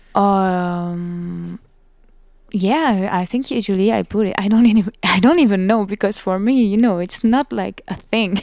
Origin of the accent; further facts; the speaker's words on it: France; accent: French; English is a second language; my French accent